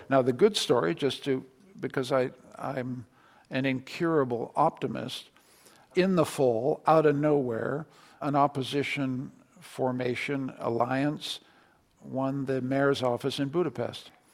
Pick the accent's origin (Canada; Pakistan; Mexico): Canada; as a Canadian